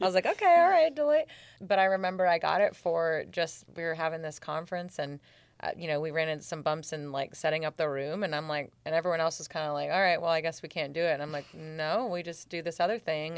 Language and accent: English; Seattle, Washington, United States; moved away; also born or lived in Germany / Georgia; I'm from Seattle.